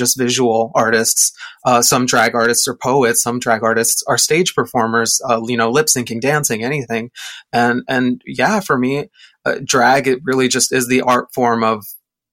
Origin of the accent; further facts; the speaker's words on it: Mexico; moved away; I grew up in Mexico